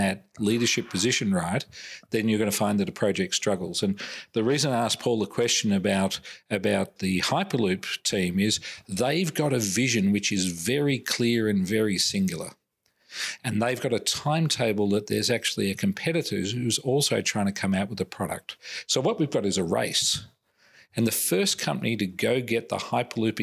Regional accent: Australia; I'm Australian

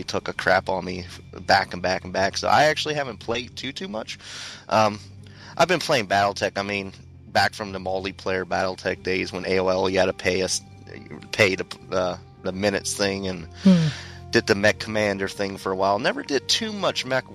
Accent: central Pennsylvania, United States; moved away; I am from the beautiful state of Pennsylvania.

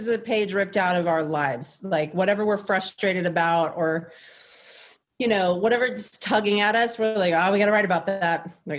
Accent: Texas, United States; moved away as an adult; now in Los Angeles, United States; I'm from Texas

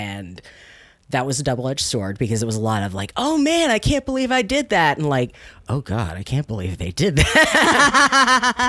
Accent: Chesterfield County, outside Richmond, Virginia, United States; also born or lived in Washington, D.C. area; I grew up in Virginia. I was born in the DC area. And then when I was about 8, we moved down to just outside of Richmond, Chesterfield County.

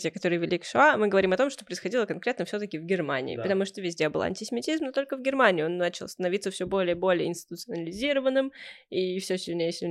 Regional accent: Russia; born there; я родилась в крупном городе, ты родилась в маленьком городе, я родилась э, в России

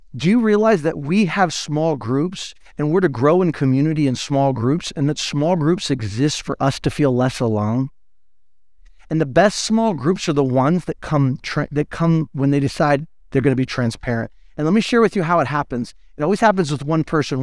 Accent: United States; we're American

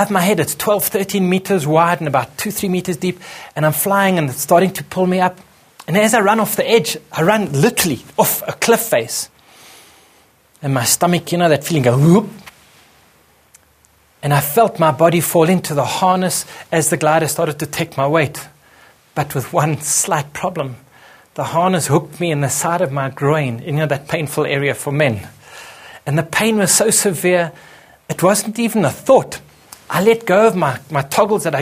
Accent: Johannesburg, Gauteng, South Africa; came home back to my home country in Johannesburg

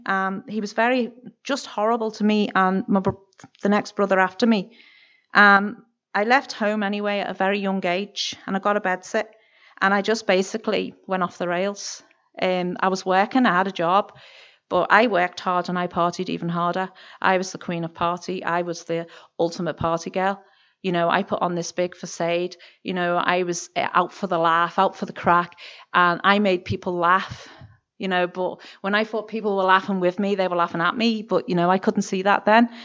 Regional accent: Birkenhead, North West England, United Kingdom; moved away as an adult; now in Kilkeel, United Kingdom; I'm originally from Barking Head, which is over the water from Liverpool in England

